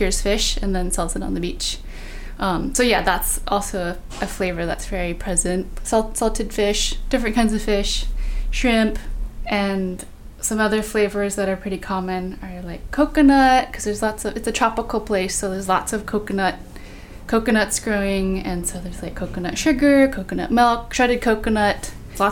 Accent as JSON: {"language": "English", "area": "Bay Area", "region": "California", "country": "United States", "tie": "born or raised there"}